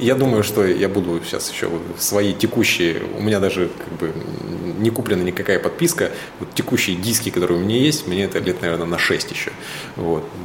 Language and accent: Russian; Suzun, Novosibirsk Oblast, Russia; moved away; Я из Сузуна как бы все детство провел на реке, в лесах